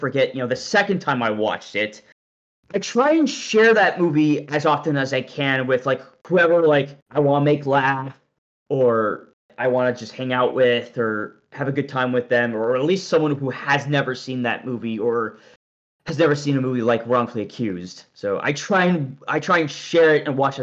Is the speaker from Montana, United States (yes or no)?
yes; Whitehall, Montana, United States; my hometown of Whitehall, Montana